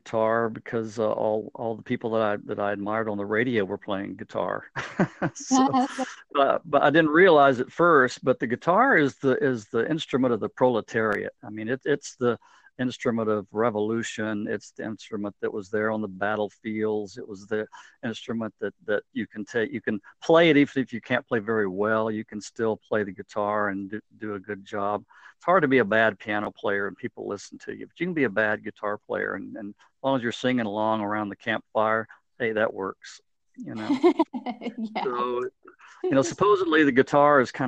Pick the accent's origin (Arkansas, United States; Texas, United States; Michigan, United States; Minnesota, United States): Texas, United States; Midland; I grew up in West Texas, a town called Midland